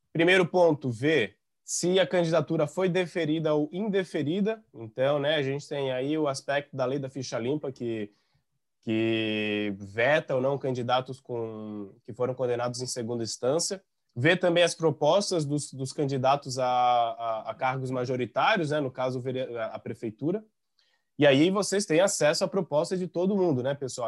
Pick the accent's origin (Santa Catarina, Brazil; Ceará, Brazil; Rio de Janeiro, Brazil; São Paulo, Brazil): Santa Catarina, Brazil; São João Batista; now in Florianópolis, Brazil; Eu não sou natural de Florianópolis, eu sou natural de São João Batista